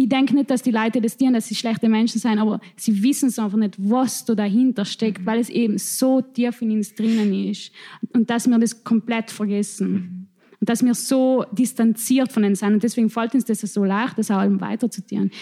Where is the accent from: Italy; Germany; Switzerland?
Italy; South Tyrol, Trentino-Alto Adige; accent: South Tyrolean dialect; in unserem Dialekt